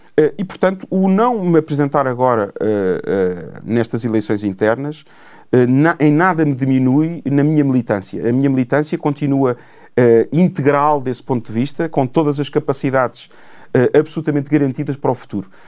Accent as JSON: {"language": "Portuguese", "town": "Cascais", "region": "Lisbon", "country": "Portugal", "tie": "born or raised there", "said": "tenho uma relação com Cascais quase umbilical. Uh, é a terra, não nasci lá, nasci em Lisboa, porque na altura se nasci, nasci em Lisboa, mas uh, desde de, de, de recém-nascido que vivo naquela terra"}